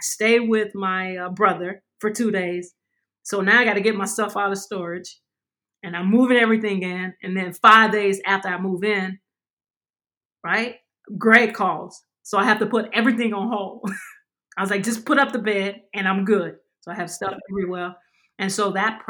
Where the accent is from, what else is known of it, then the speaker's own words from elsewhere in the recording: Louisiana, United States; also born or lived in New York / San Antonio; now in Dallas, United States; I'm from Louisiana